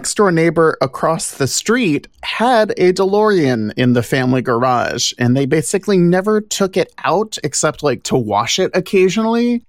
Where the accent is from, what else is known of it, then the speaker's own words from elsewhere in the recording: Louisiana, United States; I'm from Louisiana